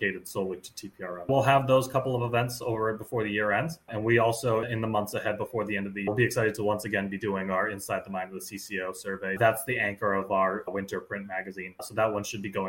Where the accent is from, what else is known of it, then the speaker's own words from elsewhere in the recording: Massachusetts, United States; I grew up in Massachusetts and I grew up a Red Sox fan.